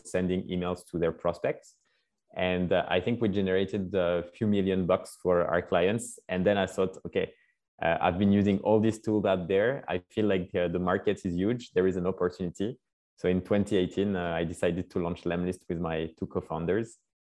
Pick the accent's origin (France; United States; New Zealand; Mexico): France; Paris, Île-de-France; also born or lived in Scotland; So I grew up in Paris, France.